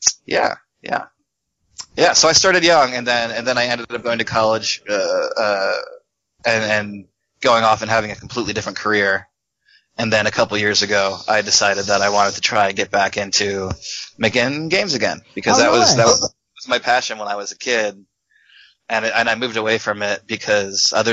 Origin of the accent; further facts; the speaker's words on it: Philadelphia, Pennsylvania, United States; I grew up in Philadelphia